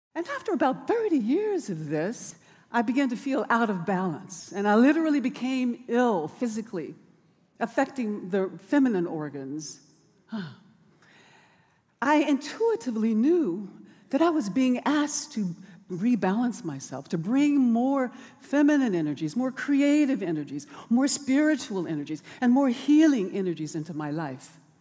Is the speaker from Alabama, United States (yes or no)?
yes; Birmingham, Alabama, United States; born or raised there; moved away; also born or lived in Oakland